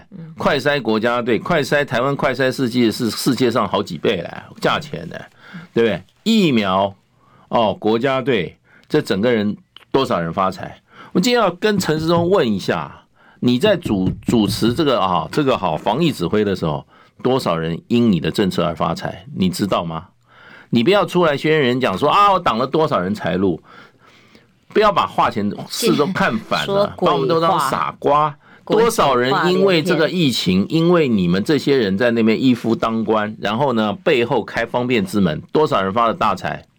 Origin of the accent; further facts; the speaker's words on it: China; 所以个人比赛中，我们中国人来讲的话，基本上一比一都是强强过任何人的。